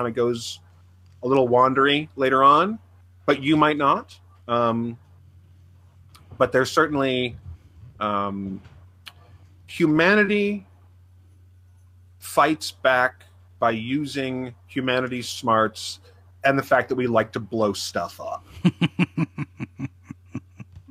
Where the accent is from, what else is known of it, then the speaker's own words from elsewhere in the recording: Midwest, United States; I'm a Midwesterner